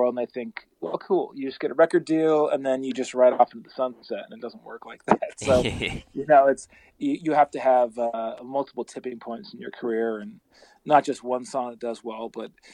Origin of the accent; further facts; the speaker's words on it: Vermont, United States; I grew up in Vermont, you know, and I lived in a log cabin out in the middle of nowhere